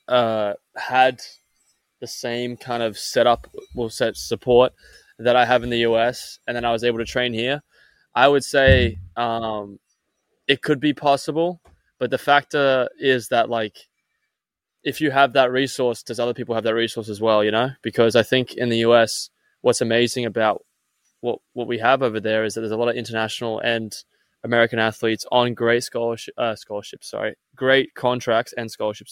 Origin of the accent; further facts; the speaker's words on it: Australia; moved away; being an Australian